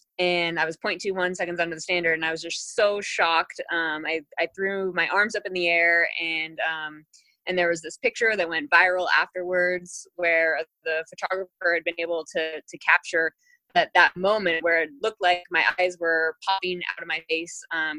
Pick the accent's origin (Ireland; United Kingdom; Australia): United Kingdom; England; born there; I was born in England. My mom is English.